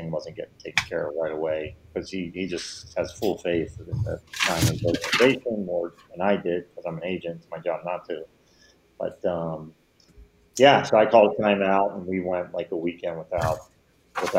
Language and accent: English; Philadelphia, Pennsylvania, United States; I'm from Philly